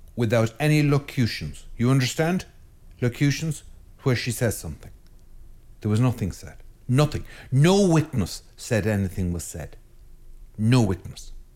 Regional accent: Ireland; I am an Irish priest in Ireland

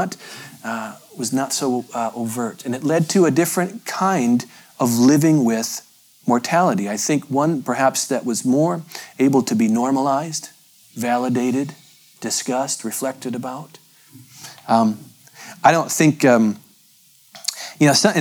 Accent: Appalachia, United States; I'm from Appalachia.

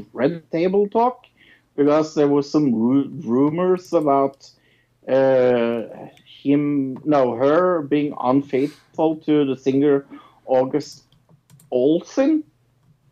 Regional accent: Norway; I'm from Norway

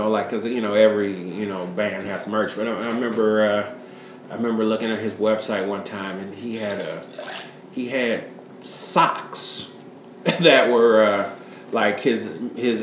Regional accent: Chicago, Illinois, United States; born or raised there

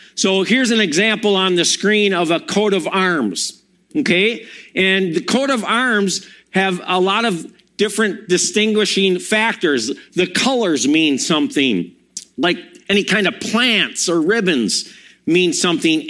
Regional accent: Milwaukee, Wisconsin, United States; also born or lived in Madison; I'm from Wisconsin. I, born in Madison, grew up in Milwaukee, graduated from there.

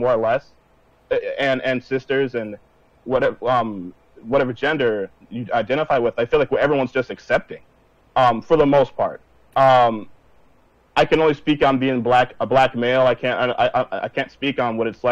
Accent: Minneapolis, Minnesota, United States; I'm from Minneapolis, Minnesota

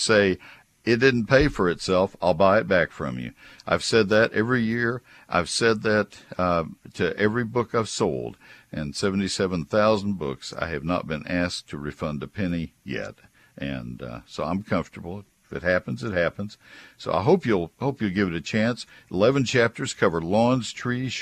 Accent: Texas, United States; also born or lived in McKinney, Texas; I'm a Texan

